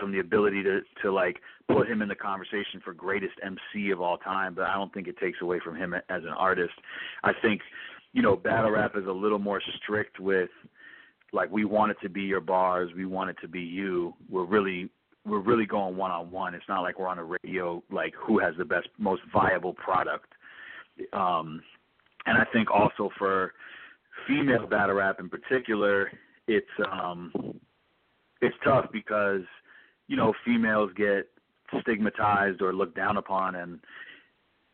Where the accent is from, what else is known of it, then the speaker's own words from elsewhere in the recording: New York City, New York, United States; I'm born and raised in New York City